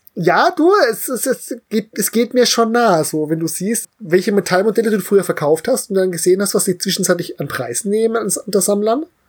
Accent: Central German Uplands, Germany; als Deutscher, der in den Mittelgebirge groß geworden ist

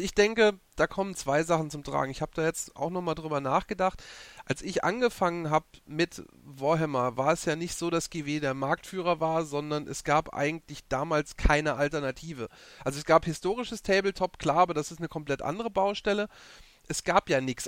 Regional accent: Saarland, Germany; ich bin aus dem Saarland

